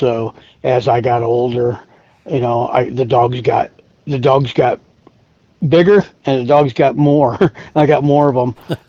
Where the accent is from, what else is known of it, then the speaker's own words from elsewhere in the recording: Illinois, United States; now in New Mexico, United States; I was born and raised in Illinois.